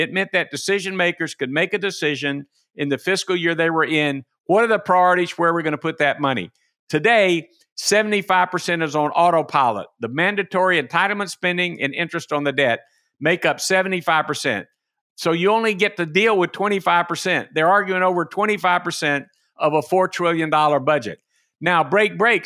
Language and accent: English; Macon, Georgia, United States; my hometown of Macon, Georgia